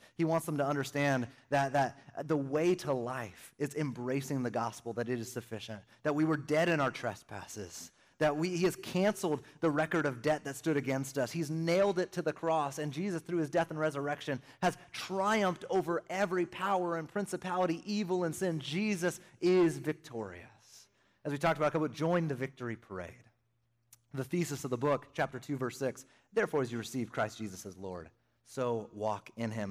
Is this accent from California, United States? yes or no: yes; Northern California, United States; moved away; also born or lived in Arizona; born and raised in Northern California